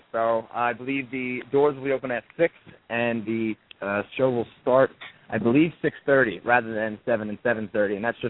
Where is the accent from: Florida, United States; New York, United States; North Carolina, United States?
New York, United States; New York City; Have you not read my bio? I'm from New York City, brother.